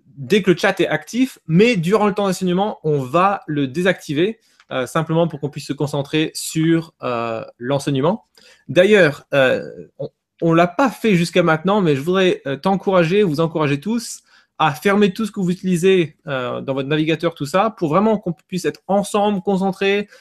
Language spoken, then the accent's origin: French; Nord, Hauts-de-France, France; moved away; je suis nordiste hein, euh, à la base